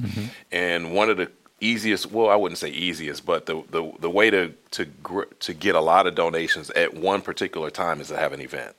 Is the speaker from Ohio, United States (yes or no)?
no; Chicago, Illinois, United States; moved away as an adult; also born or lived in Madison, Wisconsin; I was born and raised in Chicago